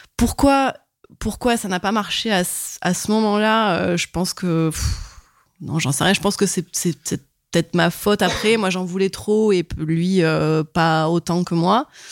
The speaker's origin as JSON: {"language": "French", "town": "Montpellier", "region": "Occitania", "country": "France", "said": "j'ai 31 ans et je viens de Montpellier"}